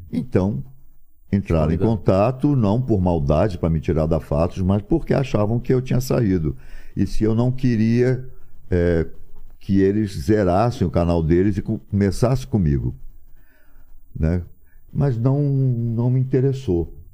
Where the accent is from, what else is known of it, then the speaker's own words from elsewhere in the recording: Rio de Janeiro, Brazil; moved away as an adult; also born or lived in São Paulo; Nasci no Rio, ok, sou carioca, mas sou brasileiro